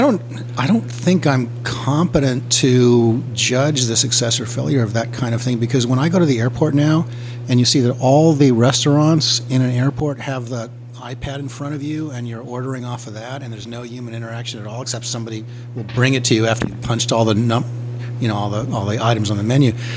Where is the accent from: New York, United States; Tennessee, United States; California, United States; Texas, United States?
California, United States; Los Angeles; moved away as an adult; now in New Orleans, United States; I spent my whole life in Los Angeles